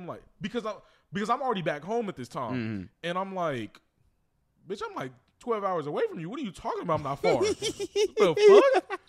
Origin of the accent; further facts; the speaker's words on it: Kansas City, Missouri, United States; moved away as an adult; now in Houston, United States; I'm from Kansas City, Missouri.